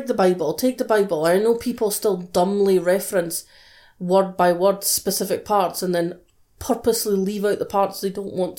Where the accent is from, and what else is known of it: United Kingdom